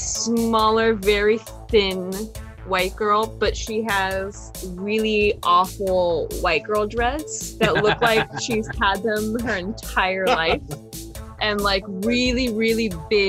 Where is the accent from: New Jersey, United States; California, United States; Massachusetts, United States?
California, United States; Venice; And I am from Venice, California. Born and raised in Venice, California.